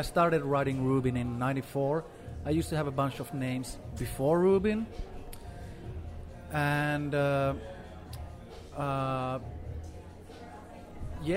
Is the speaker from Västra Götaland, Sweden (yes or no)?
yes; Gothenburg, Västra Götaland, Sweden; moved away as an adult; also born or lived in Finland; I'm originally from Finland, but I grew up in Sweden in a town called Gothenburg.